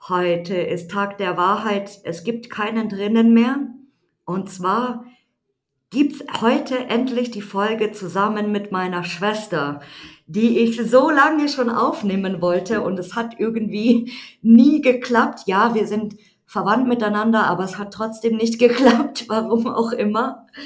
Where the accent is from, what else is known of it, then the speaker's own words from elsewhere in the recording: Munich, Bavaria, Germany; ich bin 34 Jahre alt, ähm, ich komme aus München, aber ja, wir kommen beide aus München eigentlich